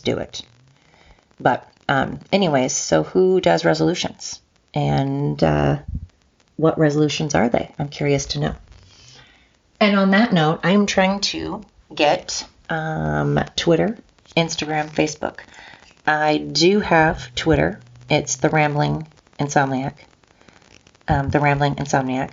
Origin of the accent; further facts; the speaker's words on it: Oregon coast, United States; this Oregonian that's from the coast originally and now lives in the valley